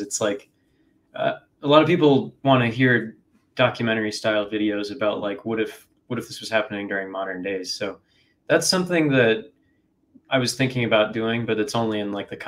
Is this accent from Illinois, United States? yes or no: yes; Chicago, Illinois, United States; moved away as an adult; now in Ohio, United States; I'm from Chicago originally, but I just moved to Ohio the start of this year